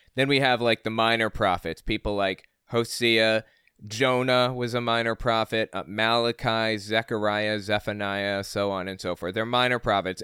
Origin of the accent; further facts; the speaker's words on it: West Virginia, United States; also born or lived in Connecticut; I moved to West Virginia from Connecticut when I was eight.